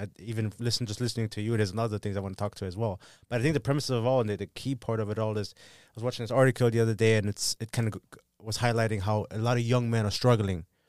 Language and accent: English; Germany; moved away; I'm from Germany